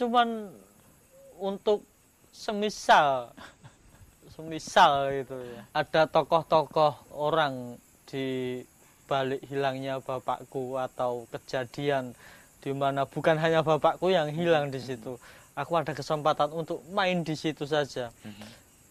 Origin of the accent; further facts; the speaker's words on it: Java, Indonesia; aku ini orang Jawa